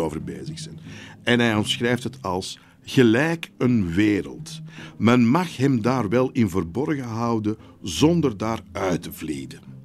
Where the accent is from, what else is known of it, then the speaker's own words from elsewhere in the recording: Antwerp, Flanders, Belgium; ik ben een Antwerpenaar